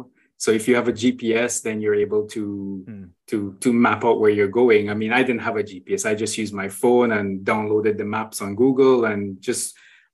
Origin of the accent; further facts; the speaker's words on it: Trinidad & Tobago; moved away as an adult; also born or lived in Brazil; now in Saudi Arabia; I started off in Trinidad and Tobago, which is my home country